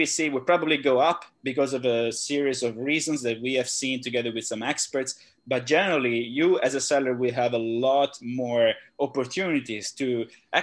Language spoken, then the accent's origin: English; Italy; also born or lived in Shenzhen; now in Phuket, Thailand; I'm originally from Italy.